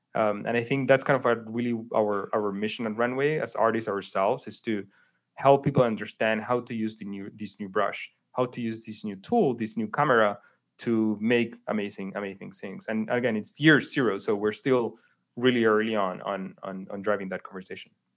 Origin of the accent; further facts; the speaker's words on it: Chile; moved away as an adult; also born or lived in New York; I grew up in Chile